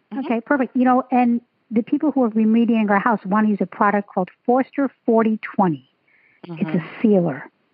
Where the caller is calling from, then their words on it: Menlo Park, California, United States; I'm calling from Menlo Park, California.